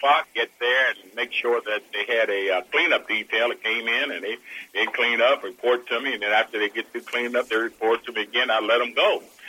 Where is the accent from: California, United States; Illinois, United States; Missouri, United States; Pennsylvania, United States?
Pennsylvania, United States; Pittsburgh; moved away as an adult; also born or lived in Wheeling, West Virginia; I was born in Wheeling, West Virginia, and then moved to Pittsburgh, and then from Pittsburgh went on to the military.